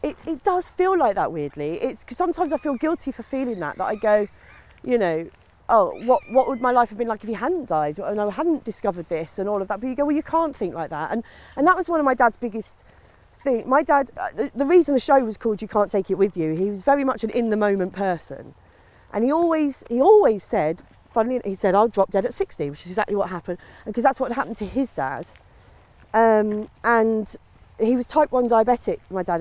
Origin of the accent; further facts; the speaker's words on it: Maidstone, South East England, United Kingdom; also born or lived in Sidcup; now in Sussex, United Kingdom; grew up in Maidstone. I was born in Sidcup, grew up in Maidstone